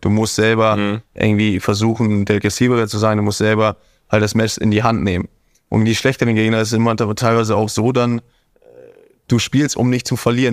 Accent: Hamburg, Germany; now in Monaco; Hamburg wird immer meine Heimat sein.

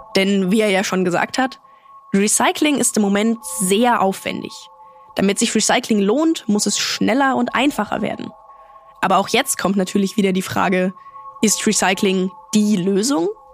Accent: Germany; Bei uns in Deutschland

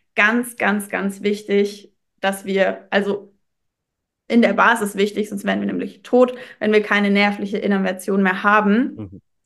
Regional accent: Würzburg, Bavaria, Germany; ich komme aus Würzburg

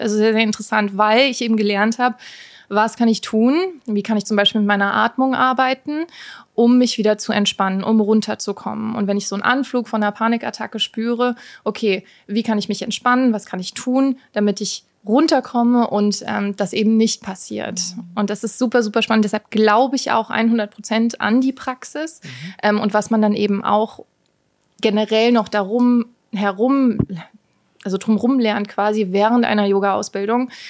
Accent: Rheingau, Hesse, Germany; moved away; also born or lived in New York; ursprünglich aus dem Rheingau

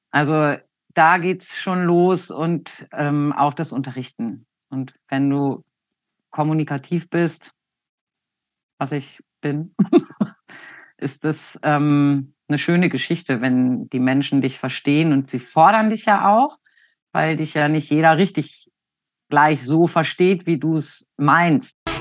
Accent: Hanover, Lower Saxony, Germany; Ich komme aus dem Raum Hannover. Da bin ich 1972 geboren

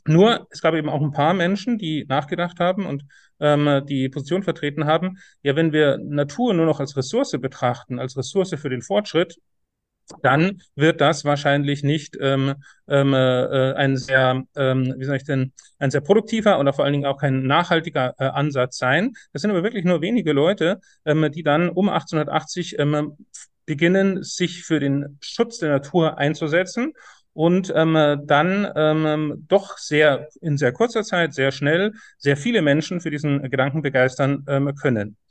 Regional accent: Bavaria, Germany; now in Saxony, Germany; ich bin in Bayern aufgewachsen, an Flüssen

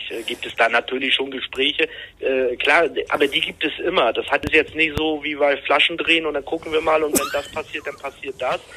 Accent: Rostock, Mecklenburg-Vorpommern, Germany; Ich komme aus Rostock, ah, ja. Direkt, aus

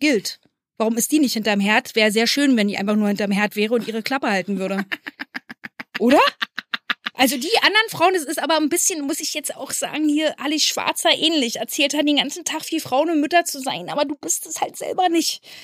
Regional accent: East Germany, Germany; Ich als Ossi-Kind

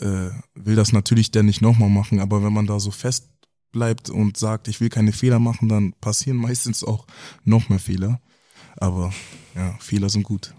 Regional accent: Kaltenkirchen, Schleswig-Holstein, Germany; also born or lived in Hamburg; bin in Hamburg geboren, aber in Kaltenkirchen aufgewachsen

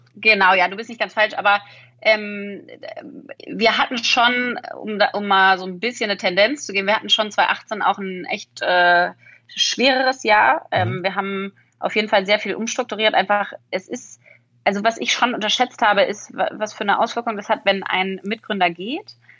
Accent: Berlin, Germany; ich will wieder zurück nach Berlin. Ich bin Berlinerin

